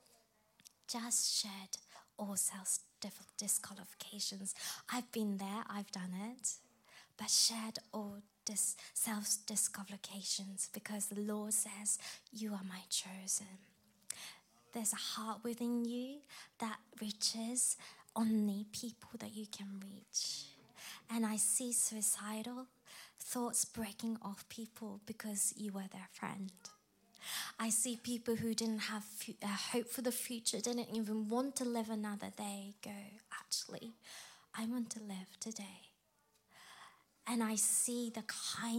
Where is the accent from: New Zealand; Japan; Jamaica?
Japan; moved away; I grew up in Japan, where it's less than 1% Christianity